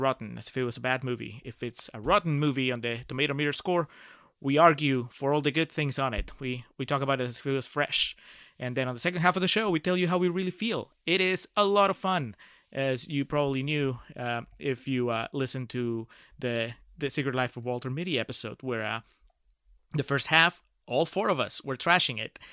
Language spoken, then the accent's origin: English; Lima, Peru; now in Texas, United States; I'm originally from Peru and, uh, I grew up in the capital